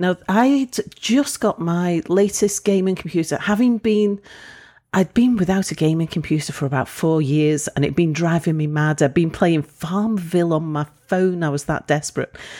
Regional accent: United Kingdom; moved away as an adult; I'm British

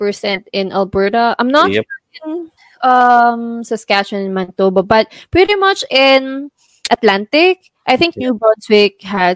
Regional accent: Philippines; now in Canada; it's gonna be Tagalog since we're all Filipino in that group.

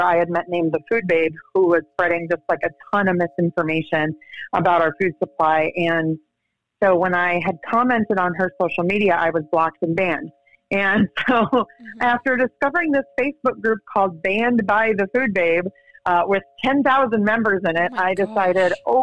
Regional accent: Wisconsin, United States; moved away as an adult; also born or lived in Los Angeles / China / Chicago; now in Gainesville, United States; where I grew up in Wisconsin

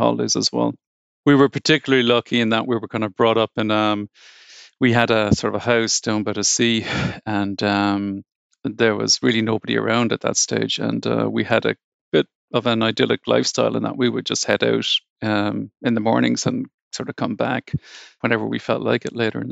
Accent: Cork, Munster, Ireland; moved away as an adult; now in New Zealand; I grew up in Cork

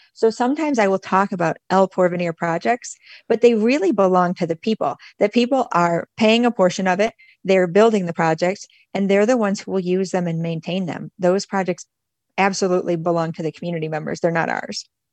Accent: Michigan, United States; moved away as an adult; also born or lived in Nicaragua / Mexico; I'm originally from Michigan

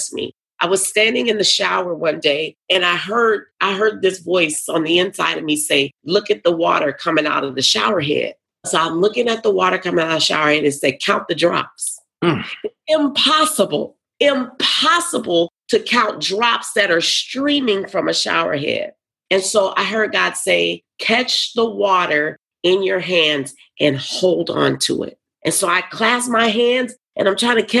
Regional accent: New Orleans, Louisiana, United States; also born or lived in Topeka, Kansas; now in Nashville, United States; I was raised in New Orleans. I was born in Topeka, Kansas.

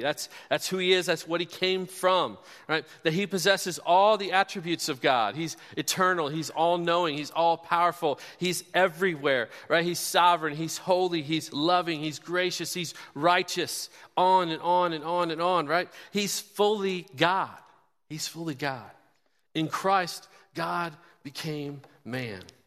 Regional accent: Kansas City, United States; now in Bloomington, United States; my Kansas City Chiefs, my hometown where I grew up

